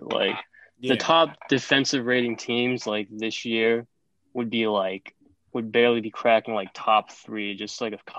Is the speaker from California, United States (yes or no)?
yes; the Bay Area, California, United States; I'm from the Bay